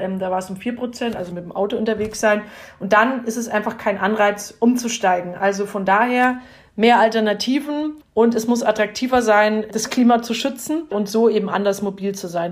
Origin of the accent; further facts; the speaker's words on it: Upper Franconia, Bavaria, Germany; bei uns in Oberfranken